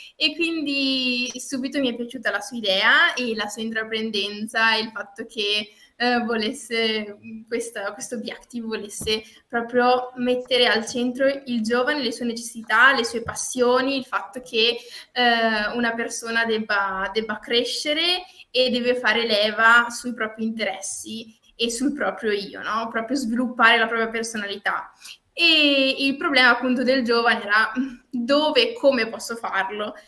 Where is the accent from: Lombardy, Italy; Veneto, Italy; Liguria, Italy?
Veneto, Italy; Feltre; sono di Feltre eh, quindi ehm, del Veneto